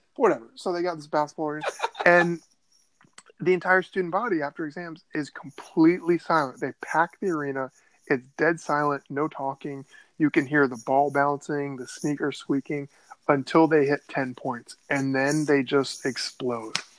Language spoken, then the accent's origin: English; Northern Virginia, United States; growing up in Northern Virginia in the '80s.